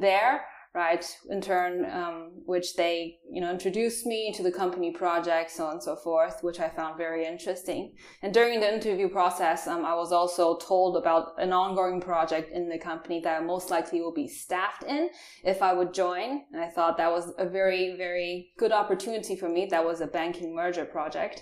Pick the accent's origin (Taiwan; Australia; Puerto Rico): Taiwan; English is a second language; moved away as an adult; also born or lived in New Zealand; now in Germany; I'm actually from Taiwan. Born and raised there. Uh, I stayed also during my childhood four years in New Zealand